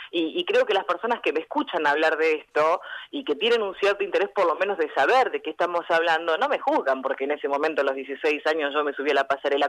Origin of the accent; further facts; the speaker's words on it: General Conesa, Río Negro, Argentina; moved away as an adult; now in Bahía Blanca, Argentina; General Conesa, de donde soy yo, tiene 6.000 habitantes